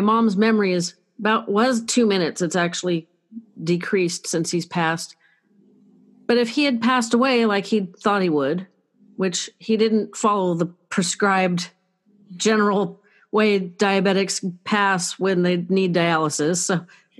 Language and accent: English; Northern California, United States; I'm from Northern California.